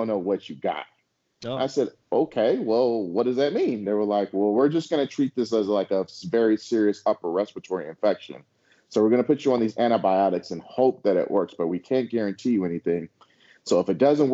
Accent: San Francisco Bay Area, California, United States; moved away; we're from the Bay Area. Like, we're born and raised in San Francisco, Oakland

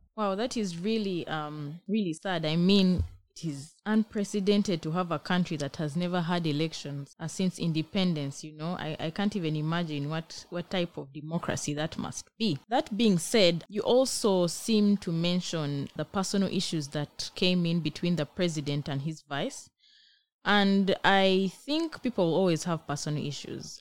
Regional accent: Uganda; now in Israel; I am a BGU student, Africa Studies from Uganda

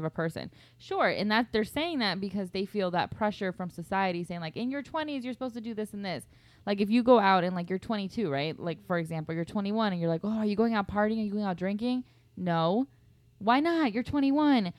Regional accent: Guatemala; moved away; I was born in Guatemala.

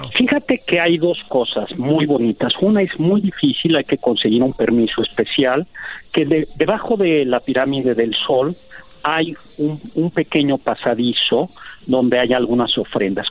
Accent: Mexico; somos los mexicanos

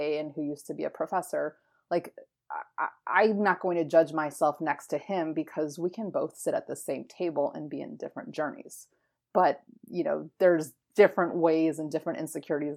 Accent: Florida, United States; moved away as an adult; also born or lived in Philadelphia; I was born and raised in Florida

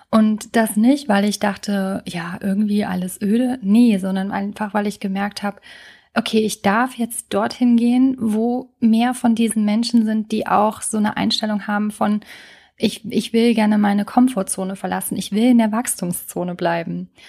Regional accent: Trier, Rhineland-Palatinate, Germany; als ich in meiner alten Heimat in Trier lebte und was auch für eine lange Zeit echt gut war.

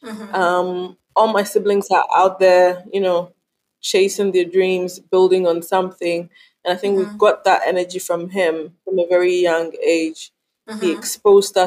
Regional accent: Kumasi, Ashanti, Ghana; also born or lived in Cape Coast, Ghana; I'm half Yoruba, half Fanti Ghanaian. Born and raised in Ghana

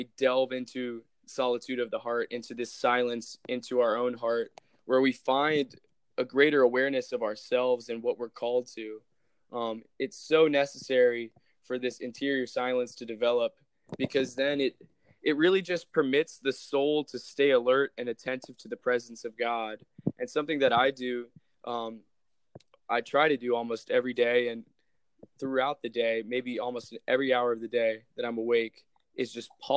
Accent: Palm Beach, Florida, United States; moved away as an adult; also born or lived in Tallahassee, Florida; I come from the Palm Beach diocese

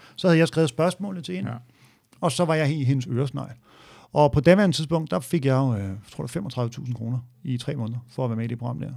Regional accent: Hørsholm, Capital Region of Denmark, Denmark; i Ådalsparken, hvor jeg voksede op, øh, i Hørsholm

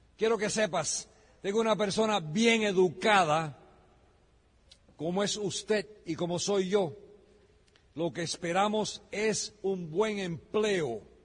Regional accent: United States; also born or lived in Miami; Yo soy americano de nacimiento

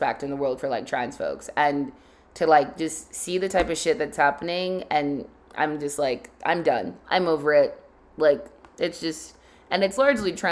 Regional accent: Nigeria; as just a Nigerian and a black woman

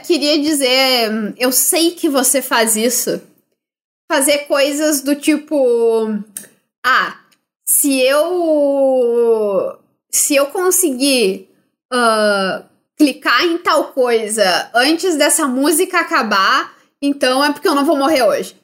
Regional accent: Brazil; Sendo brasileiro

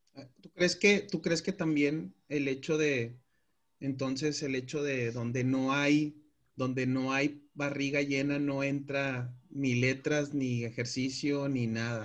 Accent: Mexico; como mexicanos

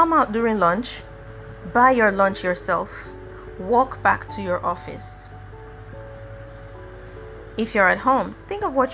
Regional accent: Nigeria; as a Nigerian

